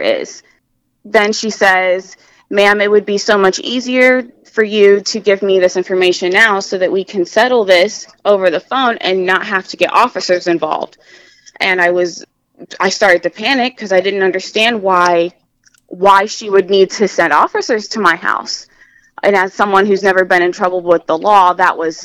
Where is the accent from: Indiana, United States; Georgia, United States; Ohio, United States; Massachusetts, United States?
Indiana, United States; Bluffton; grew up in Bluffton, Indiana, and I went to Bluffton High School